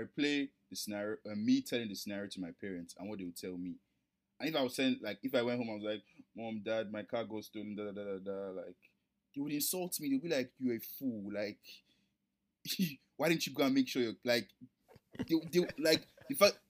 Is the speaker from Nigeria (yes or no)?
yes; Nigeria; we're Nigerian.